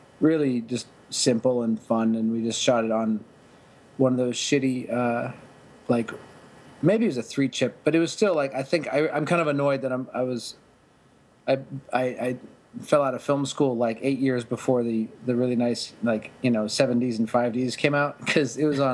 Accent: Pittsburgh, Pennsylvania, United States; moved away as an adult; also born or lived in Kent, Ohio / Miami, Florida; I'm from Pittsburgh, and I went to college at Kent State.

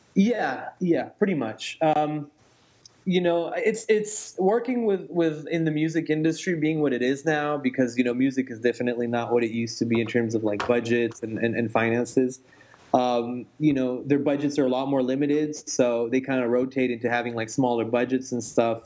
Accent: France; moved away; I grew up in France

